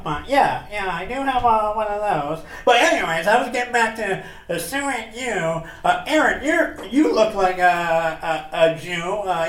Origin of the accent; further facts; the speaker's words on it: New York City, New York, United States; I am from Brooklyn, but it has nothing to do with me being Jewish.